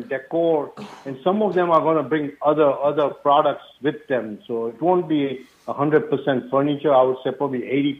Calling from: Atlanta, Georgia, United States; Yes, I'm calling from Atlanta, Georgia, and it's nice to talk to your audience today.

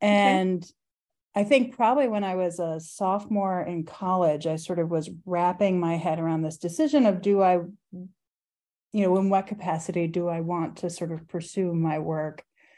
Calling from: Philadelphia, Pennsylvania, United States; I'm calling in actually from South Philadelphia, from my house.

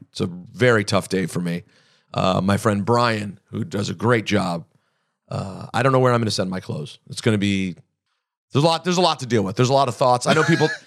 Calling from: Philadelphia, Pennsylvania, United States; But I am joining you from New York City, from Philadelphia, Pennsylvania.

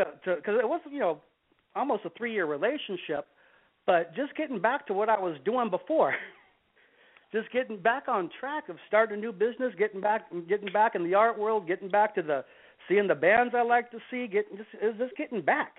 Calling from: San Diego, California, United States; 46, from San Diego.

